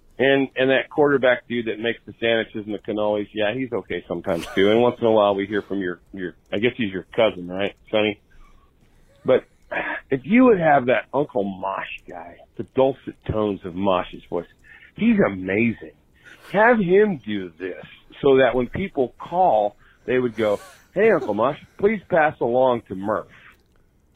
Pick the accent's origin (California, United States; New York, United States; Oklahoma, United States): California, United States; South Bay; now in Southern United States; I grew up in California, right South Bay, right, you know, south of San Francisco